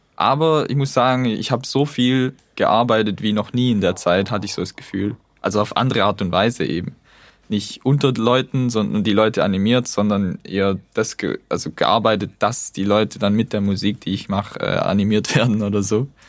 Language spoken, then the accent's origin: German; Tübingen, Baden-Württemberg near Reutlingen, Germany; accent: Swabian; moved away as an adult; now in Hamburg, Germany; ich komme eigentlich aus Baden-Württemberg bei Reutlingen, Tübingen